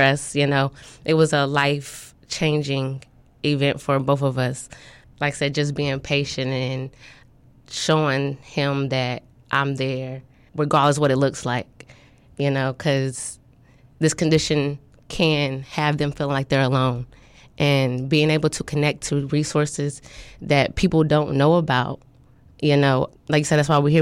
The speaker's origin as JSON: {"language": "English", "town": "Topeka", "region": "Kansas", "country": "United States", "moved": "as an adult", "lives_now": "Norfolk, United States", "said": "I'm from Topeka, Kansas"}